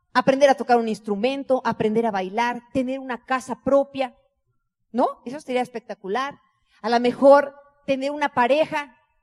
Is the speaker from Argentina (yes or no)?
no; Mexico